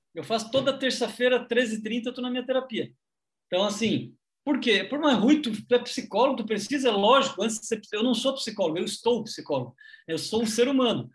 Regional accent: Criciúma, Santa Catarina, Brazil; now in Santos, Brazil; somos de Cristuma, Santa Catarina

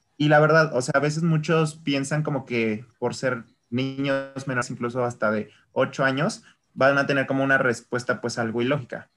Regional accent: Mexico; yo soy mexicano

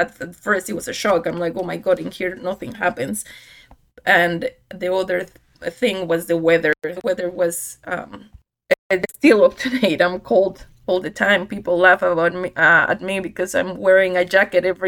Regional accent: Mexico City, Mexico; moved away as an adult; also born or lived in Europe; now in United States; I grew up in Mexico City with my parents and my older sister

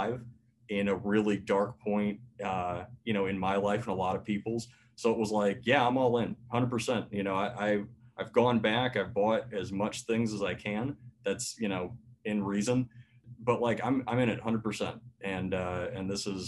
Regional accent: Lake Wales, Florida, United States; also born or lived in Jacksonville, Florida; now in Tennessee, United States; I was born in Jacksonville. I moved down to Lake Wales after my parents got divorced in 97

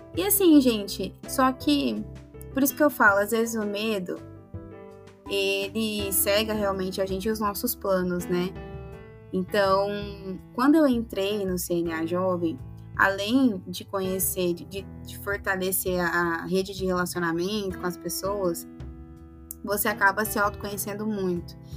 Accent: Sorriso, Mato Grosso, Brazil; Eu sou de Sorriso

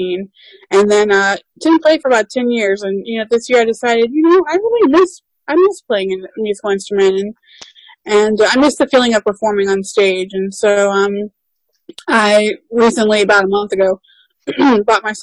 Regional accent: Kentucky, United States; moved away as an adult; now in Baltimore, United States; I am originally from Kentucky, but I now live in Baltimore, Maryland

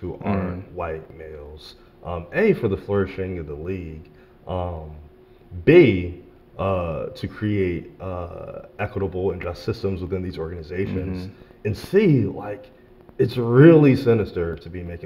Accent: Philadelphia, Pennsylvania, United States; moved away; also born or lived in Richmond; I grew up in Philadelphia.

